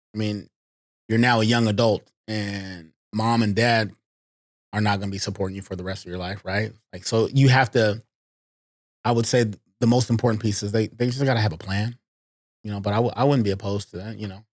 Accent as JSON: {"language": "English", "town": "Seattle", "region": "Washington", "country": "United States", "tie": "born or raised there", "also_born_or_lived": "Eastern Oregon / Kirkland", "said": "a black kid growing up in Seattle"}